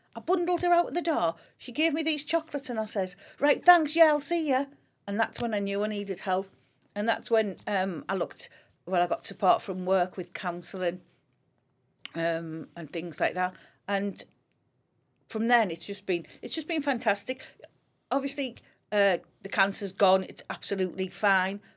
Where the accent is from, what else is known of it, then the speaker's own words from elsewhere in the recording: Grangetown, North East England, United Kingdom; I grew up in Grange Town.